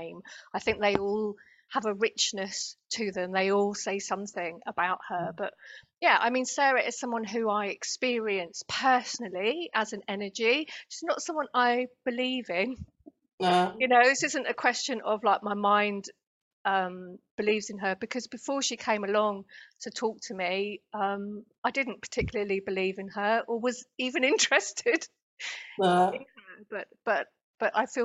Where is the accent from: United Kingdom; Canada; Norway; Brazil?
United Kingdom; accent: British; now in Denmark; I live in Denmark, but I'm British, as people could probably hear from my accent